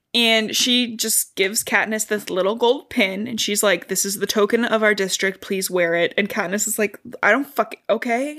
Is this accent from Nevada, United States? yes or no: no; Cincinnati, Ohio, United States; we're from Ohio and we border Kentucky